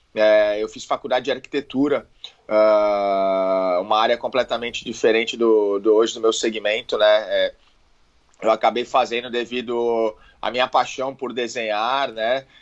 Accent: Santos, São Paulo, Brazil; Eu sou de Santos

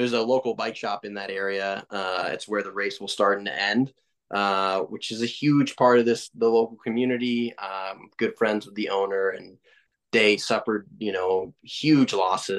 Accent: Vermont, United States; moved away; this is my home state. This is where I was born and raised, was Vermont. I don't live here anymore

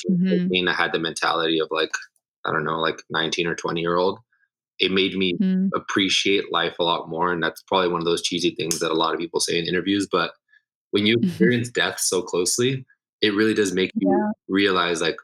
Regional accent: Los Angeles, California, United States; I was born in Los Angeles, raised all throughout Southern California.

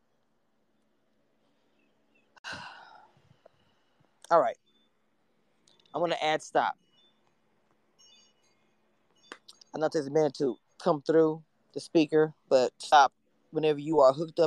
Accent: Louisiana, United States; I'm from Louisiana

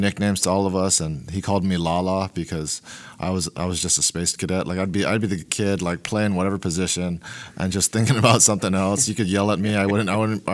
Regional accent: Honolulu, Hawaii, United States; moved away as an adult; also born or lived in Oregon; now in Portland, United States; I am born and raised in Honolulu, Hawaii

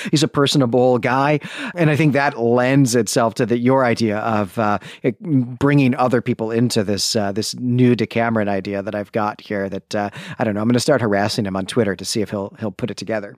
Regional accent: Northern Illinois, United States; we grew up in Northern Illinois

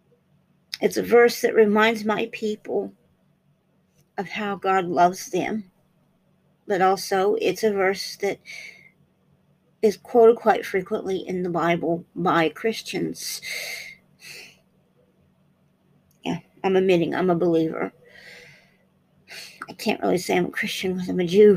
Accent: United States; being American

